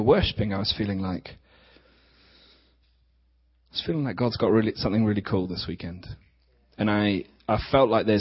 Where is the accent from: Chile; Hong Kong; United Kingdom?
United Kingdom; England; accent: English; We're from England, so you're going to have to put up with some English accents